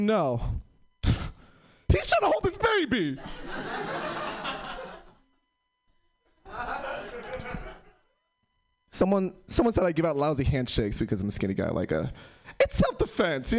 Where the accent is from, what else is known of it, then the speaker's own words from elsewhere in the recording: New York City, New York, United States; moved away; I'm originally from New York City